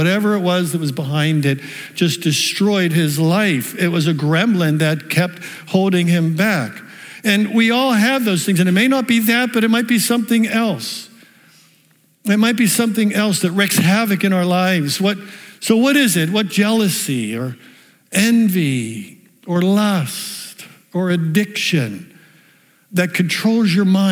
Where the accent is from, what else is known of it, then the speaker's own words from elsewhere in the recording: the South Hills, Pennsylvania, United States; I grew up in the South Hills.